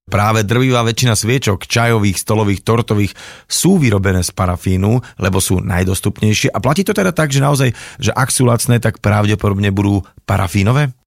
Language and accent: Slovak; Tlmače, Nitra Region, Slovakia; moved away; ja som ako bývalý tlmačan